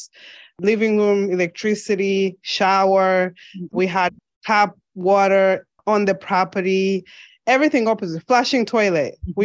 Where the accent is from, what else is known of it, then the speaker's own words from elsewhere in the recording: Mongu, Western Province, Zambia; moved away as an adult; now in United States; I was born and raised in Zambia. I spent most of my childhood in the western side of Zambia, which is Western Province in Mongu